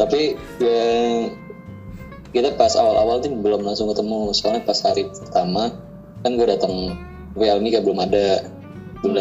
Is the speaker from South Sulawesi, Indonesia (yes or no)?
no; Bekasi, West Java, Indonesia; gue dari Bekasi